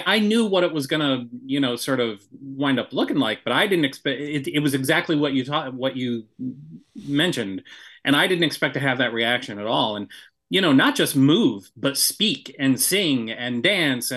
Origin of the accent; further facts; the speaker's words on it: Kalamazoo, Michigan, United States; moved away as an adult; there was a small production studio in my hometown of Kalamazoo